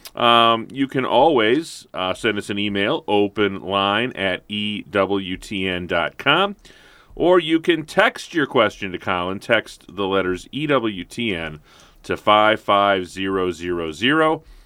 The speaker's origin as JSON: {"language": "English", "town": "St. Louis", "region": "Missouri", "country": "United States", "tie": "born or raised there", "said": "I grew up in St. Louis"}